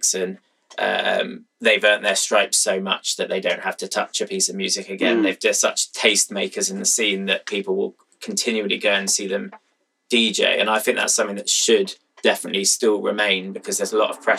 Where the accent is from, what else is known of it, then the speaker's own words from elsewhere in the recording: Brighton, South East England, United Kingdom; I've kept it in my hometown